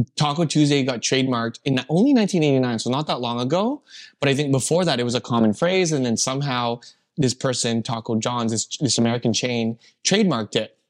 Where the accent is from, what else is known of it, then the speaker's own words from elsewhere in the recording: Calgary, Alberta, Canada; I grew up in Calgary